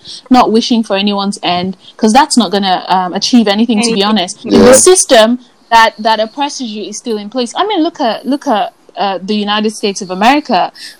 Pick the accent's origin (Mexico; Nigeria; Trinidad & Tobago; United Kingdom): Nigeria; They punish you for being alive. Yeah. That's just what being Nigerian is about.